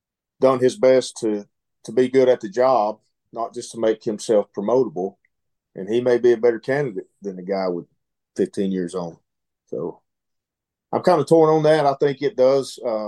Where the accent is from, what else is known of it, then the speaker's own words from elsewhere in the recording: Dalton, Georgia, United States; Born and raised